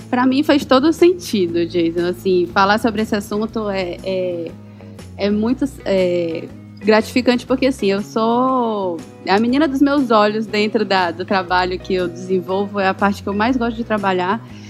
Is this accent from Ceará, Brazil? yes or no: yes; Eusébio, Ceará, Brazil; Eu falo aqui de Fortaleza. Na verdade, Eusébio, Ceará